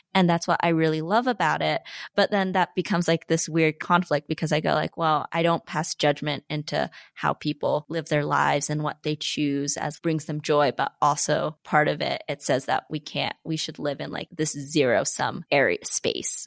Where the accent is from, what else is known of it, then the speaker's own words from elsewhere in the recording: Salt Lake City, Utah, United States; as Asian Americans growing up in Salt Lake City